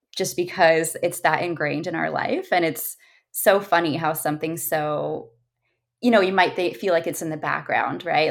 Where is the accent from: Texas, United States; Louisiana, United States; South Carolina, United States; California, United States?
California, United States; Orange County; I grew up in Orange County. I'm a SoCal girl